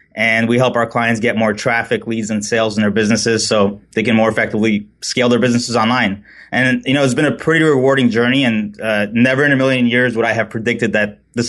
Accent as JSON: {"language": "English", "town": "New York City", "region": "New York", "country": "United States", "tie": "born or raised there", "lives_now": "San Clemente, United States", "said": "We reside in beautiful San Clemente, California. I grew up originally in New York City, and I'm kind of getting used to having just one season instead of four"}